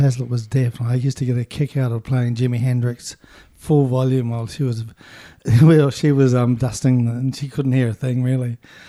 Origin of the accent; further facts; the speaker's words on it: Invercargill, Southland, New Zealand; In Invercargill.